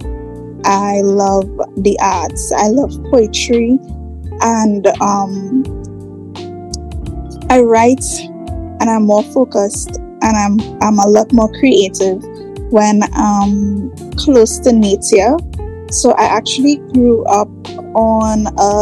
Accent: Trinidad, Trinidad & Tobago; also born or lived in Tobago; So I was born in Trinidad. I grew up in Trinidad, but I spent a lot of my adult years in Tobago.

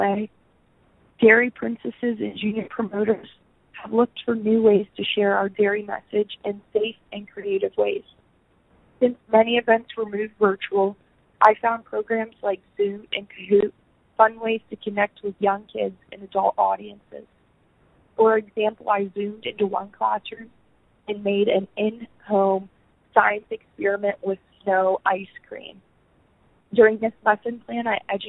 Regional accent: Huntingdon County, Pennsylvania, United States; I'm from Huntington County, where I grew up on my grandparents' dairy farm

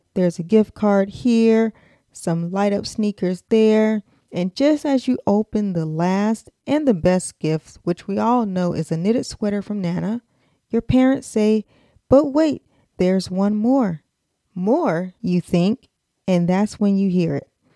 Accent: United States; accent: American; my American accent

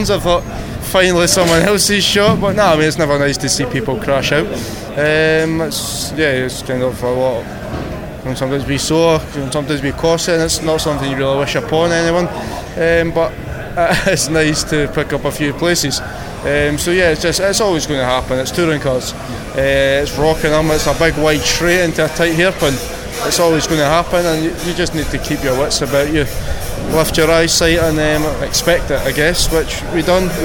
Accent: Scotland, United Kingdom; I'm Scottish

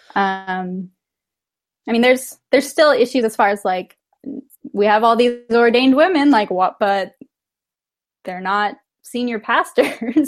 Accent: Temecula, California, United States; moved away; also born or lived in San Diego; I grew up mostly in Temecula, which is more inland and north.

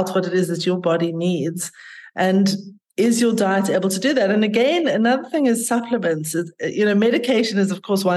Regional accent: South Africa; also born or lived in North of England / London; I grew up here in South Africa and had a very, very privileged, lucky childhood and life

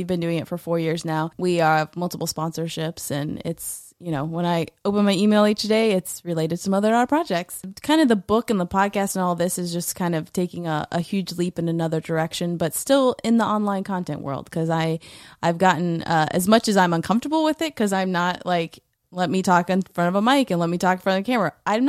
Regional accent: Tallahassee, Florida, United States; So I grew up in Tallahassee, but for college, I went to University of Central Florida in Orlando.

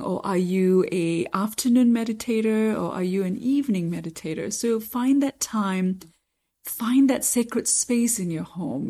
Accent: Kansas City, United States; I'm from Kansas City

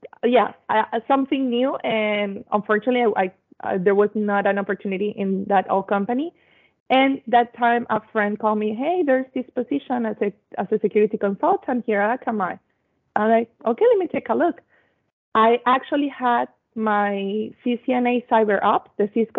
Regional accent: Venezuela; I am from Venezuela

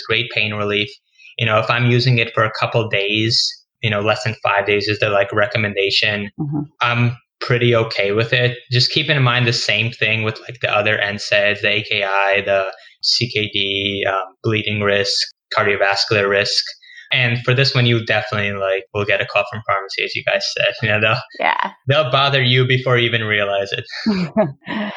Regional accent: New York City, New York, United States; moved away as an adult; now in Boston, United States; I'm originally from New York. I grew up in Queens

